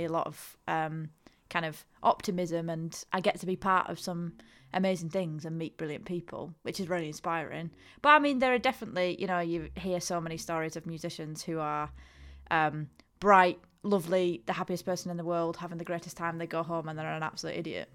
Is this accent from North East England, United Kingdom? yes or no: no; Ulverston, North West England, United Kingdom; I'm from Ulverston, which is so far away from here.